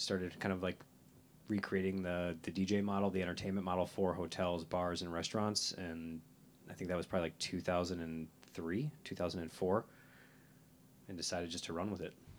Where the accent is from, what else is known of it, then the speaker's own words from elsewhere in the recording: Chicago, Illinois, United States; I'm from Chicago, northwest suburbs. Live in the city for the last 20 years